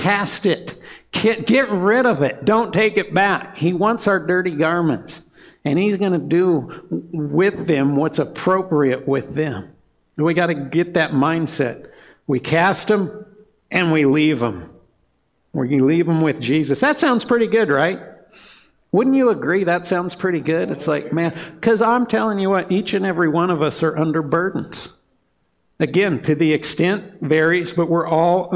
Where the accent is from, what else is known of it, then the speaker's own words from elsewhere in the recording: Montana, United States; we're from Montana